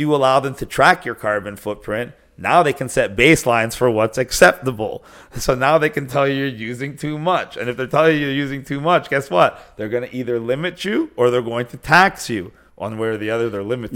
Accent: Canada; Are you asking me as a Canadian?

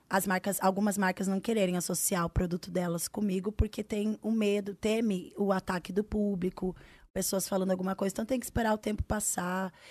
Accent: Northeast Region, Brazil; Eu sou do Nordeste, ele é do Sul

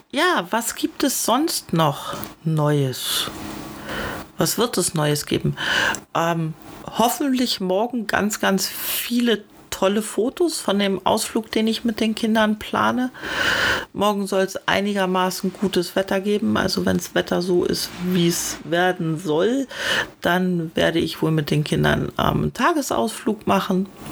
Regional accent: Northern Germany, Germany; now in Baden-Württemberg, Germany; meine Heimat Norddeutschland

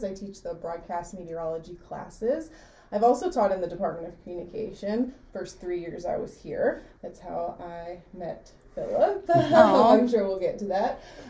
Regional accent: South Carolina, United States; moved away as an adult; I'm from South Carolina, so I went to the University of South Carolina for my undergraduate degree

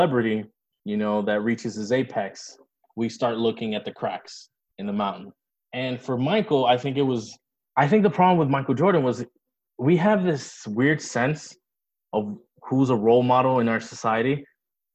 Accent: Dominican Republic; moved away; When I was growing up in the Dominican Republic

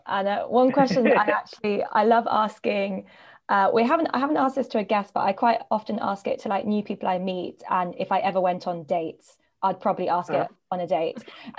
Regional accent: Hong Kong; I'm from Hong Kong. Like, yeah, I was born here.

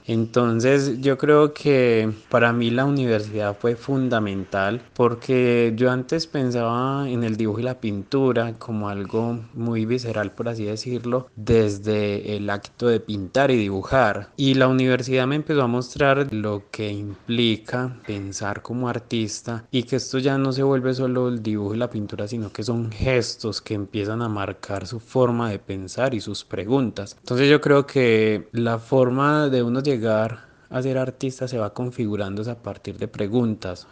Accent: Rionegro, Antioquia, Colombia; also born or lived in Medellín; Yo nací en Medellín, pero crecí en zona rural de Río Negro, Antioquia

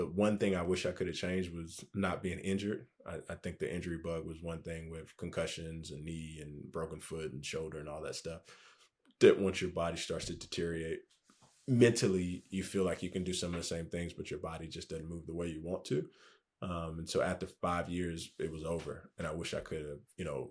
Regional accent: Charlotte, North Carolina, United States; also born or lived in Liberia; I was born in Charlotte

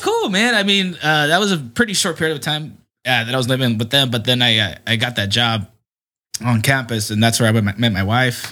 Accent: San Diego, California, United States; my parents' house where I grew up in is in Southcrest

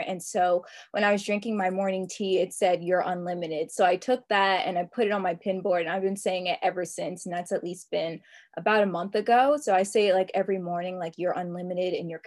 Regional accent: New Jersey, United States; I'm based in New Jersey, and I'm also from New Jersey

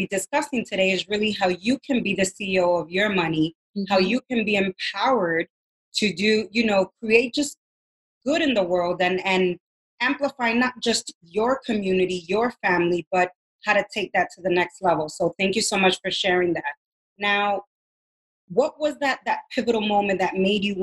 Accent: Dominican Republic; being Latina and I come from Dominican Republic

